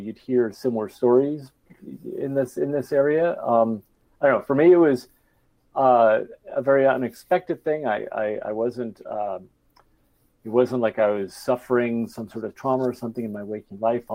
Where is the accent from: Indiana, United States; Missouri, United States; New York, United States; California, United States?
California, United States; Bay Area; I was growing up in the Bay Area